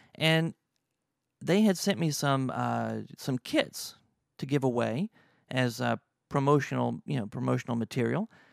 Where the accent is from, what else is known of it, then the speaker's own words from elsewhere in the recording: Louisiana, United States; I'm from Louisiana.